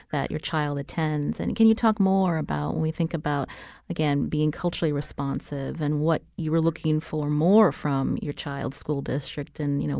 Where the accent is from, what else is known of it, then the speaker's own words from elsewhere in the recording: Waterbury, United States; when I was growing up in Waterbury, my